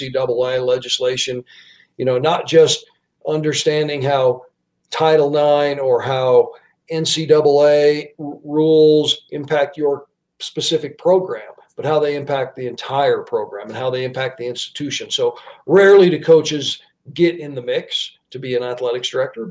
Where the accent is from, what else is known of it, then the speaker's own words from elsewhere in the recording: the West, United States; also born or lived in Pittsburgh / Washington, D.C.; now in Wyoming, United States; I grew up in the West, and I grew up in a college town